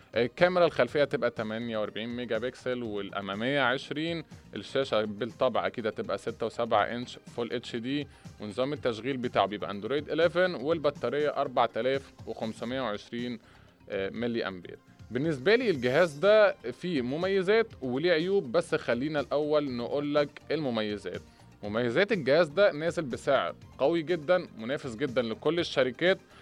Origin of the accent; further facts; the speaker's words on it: Egypt; احنا كمصريين